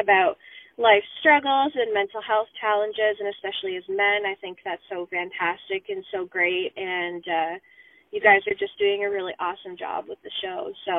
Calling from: London, Ontario, Canada; I'm calling from London, Ontario.

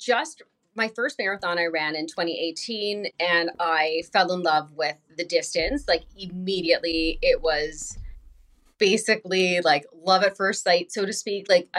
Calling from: Winnipeg, Manitoba, Canada; I'm coming from Winnipeg, Manitoba, Canada. And that is, we're just kind of like near North Dakota.

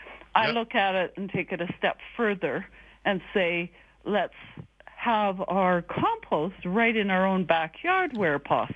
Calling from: Kelowna, British Columbia, Canada; moved away as an adult; I'm calling from Airdrie. I'm a three-year new resident of Alberta, coming from Kelowna.

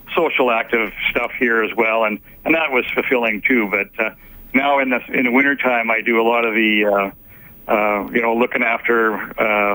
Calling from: Arizona, United States; I'm calling you from Arizona right now, and uh, we live in a gated community here

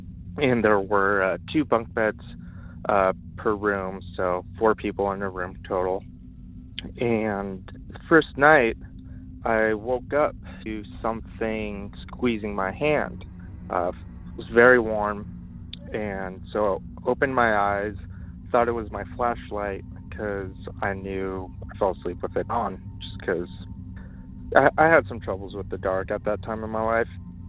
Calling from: Los Angeles, California, United States; I'm calling from Los Angeles, California

